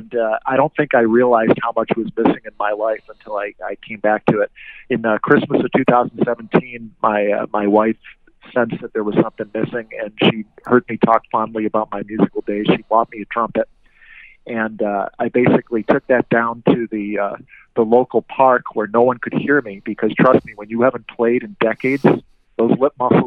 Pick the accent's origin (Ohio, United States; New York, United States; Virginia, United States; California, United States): New York, United States; Rochester; moved away; I'm from Rochester, New York originally